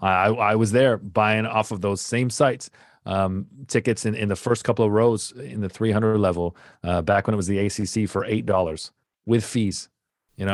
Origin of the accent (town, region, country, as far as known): Canada